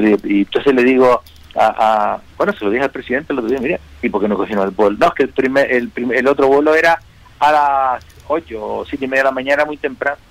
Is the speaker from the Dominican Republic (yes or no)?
no; Las Palmas, Canary Islands, Spain; soy piloto de Las Palmas